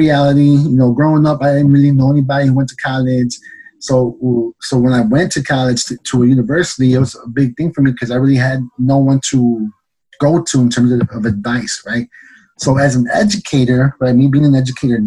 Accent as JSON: {"language": "English", "town": "Chicago", "region": "Illinois", "country": "United States", "tie": "born or raised there", "said": "me born and raised in the city of Chicago"}